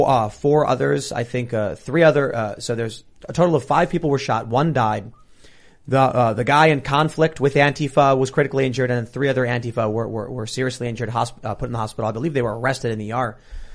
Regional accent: Canada; what I told him was, as a Canadian, you love your socialized healthcare.

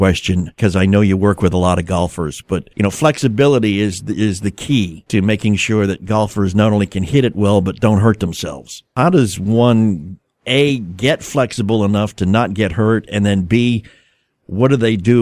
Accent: New England, United States; moved away; I'm from New England originally

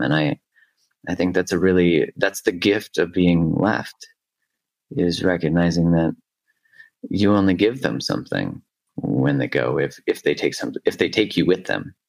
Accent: Alberta, Canada; I'm from Alberta, you know, it's like the Texas.

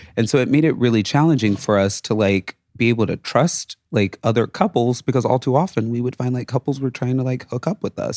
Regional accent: Las Vegas, Nevada, United States; moved away as an adult; also born or lived in Reno, Nevada / Tampa Bay, Florida; now in New York, United States; I was born and raised in Vegas, went to college in Reno, family moved to Atlanta when I was in like my sophomore year of college

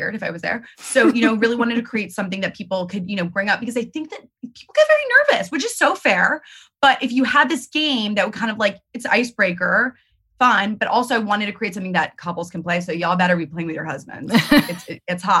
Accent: New York, United States; I'm a New Yorker.

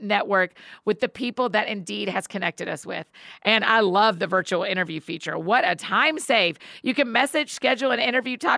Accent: Georgia, United States; moved away; I grew up in Georgia

